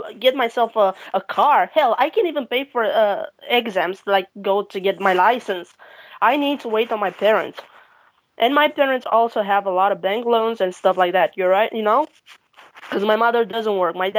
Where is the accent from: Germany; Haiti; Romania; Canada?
Romania; Bucharest; I'm from Bucharest